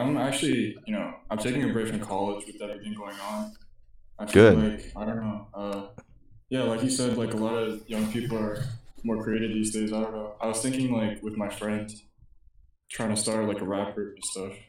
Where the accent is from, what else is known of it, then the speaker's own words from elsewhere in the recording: Koreatown, New Jersey, United States; I'm from Koreatown.